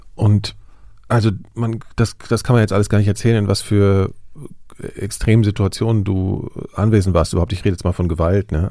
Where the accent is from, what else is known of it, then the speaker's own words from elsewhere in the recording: Germany; im Westen, als ich zur Schule gegangen bin